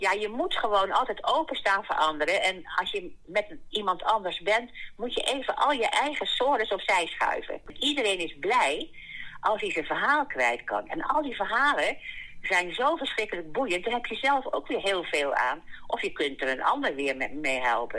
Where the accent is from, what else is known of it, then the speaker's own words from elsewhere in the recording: The Hague, South Holland, Netherlands; now in Brummen, Netherlands; ik kom oorspronkelijk uit Den Haag